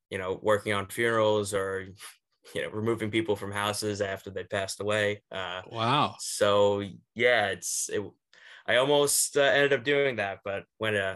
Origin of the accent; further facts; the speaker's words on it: New York, United States; I mean, I'm not even a Giants fan, but it should it doesn't take anything but just being a New Yorker to know that like that's messed up.